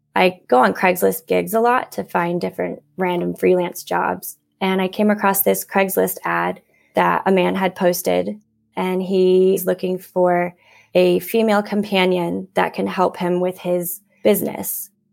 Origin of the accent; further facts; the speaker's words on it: Downs, Illinois, United States; also born or lived in Nashville, Tennessee / Madrid, Spain; I was born in Nashville, Tennessee, and then we up and moved out kind of to the middle of nowhere in central Illinois to a really small village called Downs.